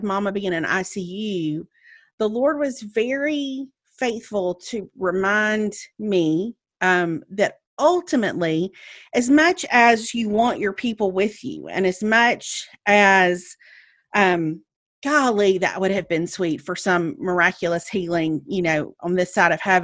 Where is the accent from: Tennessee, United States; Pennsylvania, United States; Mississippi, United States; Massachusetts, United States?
Mississippi, United States; Meridian; moved away as an adult; now in Birmingham, United States; I drove to Meridian, to my hometown